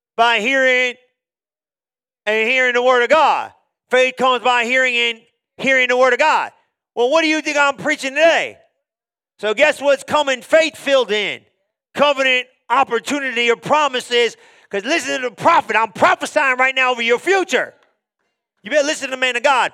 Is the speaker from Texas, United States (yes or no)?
no; New Jersey, United States; I was born in New Jersey